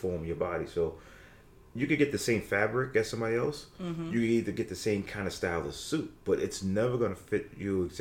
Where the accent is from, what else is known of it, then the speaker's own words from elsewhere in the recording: New York City, New York, United States; growing up in Brooklyn